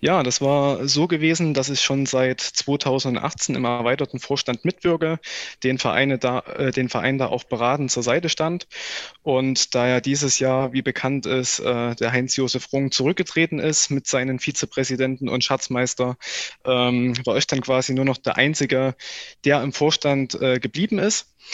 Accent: Weida, Thuringia, Germany; also born or lived in Gera; Ich bin zwar in Gera geboren, aber wohne seit meinem ersten Lebensjahr hier in Weida

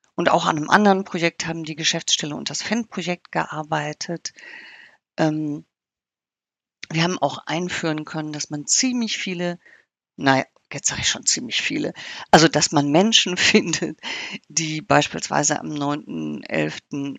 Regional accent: North Rhine-Westphalia, Germany; bei uns in Nordrhein-Westfalen

